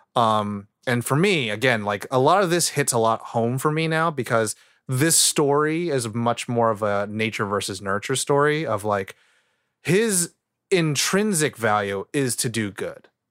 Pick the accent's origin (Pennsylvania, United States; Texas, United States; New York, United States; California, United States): California, United States; I love where I grew up in California